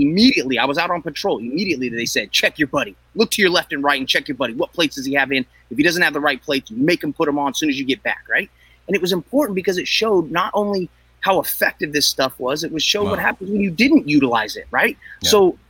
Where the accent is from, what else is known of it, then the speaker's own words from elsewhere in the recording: California, United States; So I grew up here in Northern California.